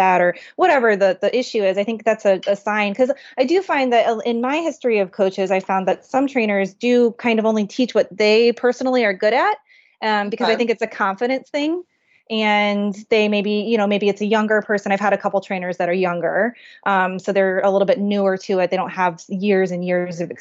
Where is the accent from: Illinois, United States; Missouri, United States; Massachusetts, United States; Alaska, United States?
Missouri, United States; Kansas City; moved away; I'm from Kansas City